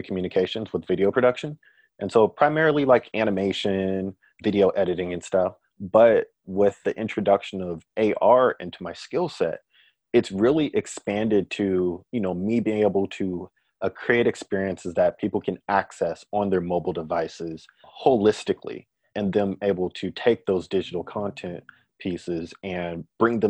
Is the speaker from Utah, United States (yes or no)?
no; Bay Area, California, United States; moved away as an adult; also born or lived in Hawaii / Oregon; now in Portland, United States; I'm from the Bay Area in California